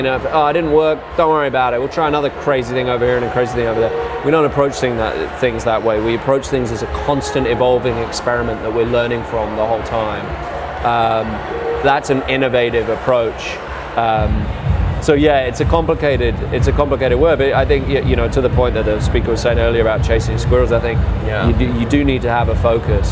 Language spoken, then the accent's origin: English; England, United Kingdom; now in United States; as an Englishman